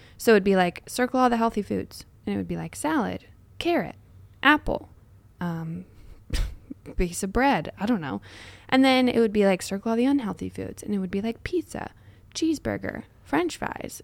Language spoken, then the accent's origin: English; United States; we as American culture